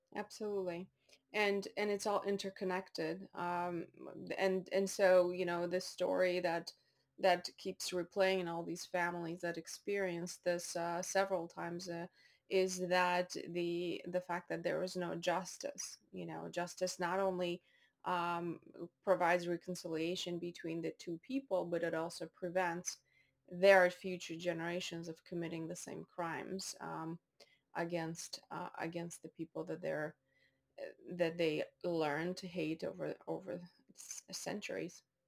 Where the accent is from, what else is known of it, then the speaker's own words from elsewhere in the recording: Baku, Azerbaijan; moved away; also born or lived in North Dakota, United States / Maine, United States; I was born in Baku, Azerbaijan